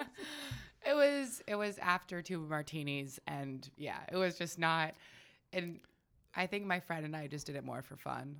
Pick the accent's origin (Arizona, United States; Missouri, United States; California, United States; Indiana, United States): California, United States; Sonoma County; also born or lived in Ojai, California; I grew up in Sonoma County.